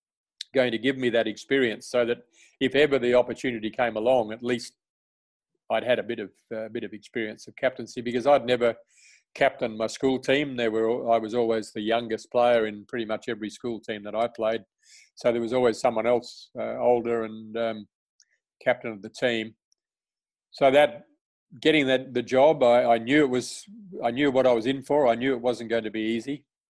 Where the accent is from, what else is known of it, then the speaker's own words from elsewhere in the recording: Australia; being my first tour as an Australian player to England was a highlight.